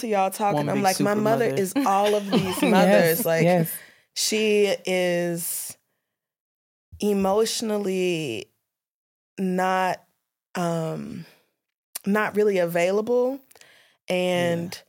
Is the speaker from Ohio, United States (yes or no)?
no; Louisiana, United States; moved away; I was born in Louisiana and I grew up there first.